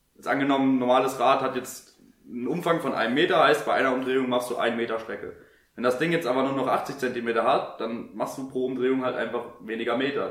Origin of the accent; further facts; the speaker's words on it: Germany; als Deutscher